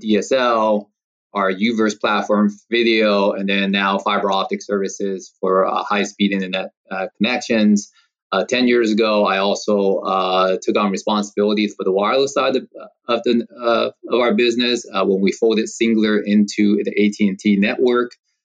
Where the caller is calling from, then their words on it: Rancho Palos Verdes, California, United States; I am actually in the LA area. So I am based out of the El Segundo campus for AT&T, and I'm actually currently at my home in Rancho Palos Verdes